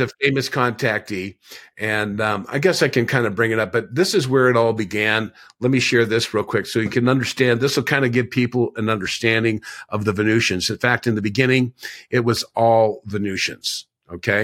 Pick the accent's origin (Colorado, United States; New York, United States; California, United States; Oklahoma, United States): California, United States; Laguna Beach; I grew up in Laguna Beach